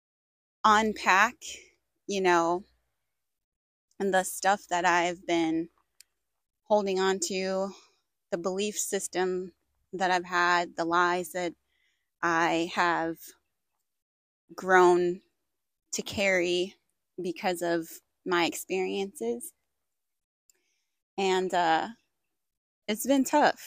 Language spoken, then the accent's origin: English; Minnesota, United States; I grew up in Minnesota